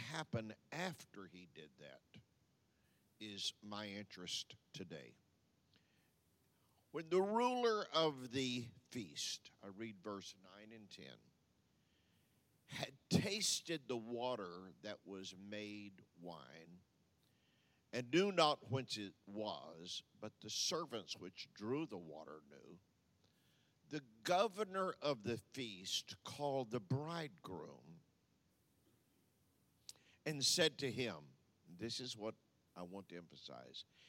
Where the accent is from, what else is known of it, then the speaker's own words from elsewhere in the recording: Texas, United States; moved away; also born or lived in Louisiana / Michigan / Tampa, Florida; I'm from Texas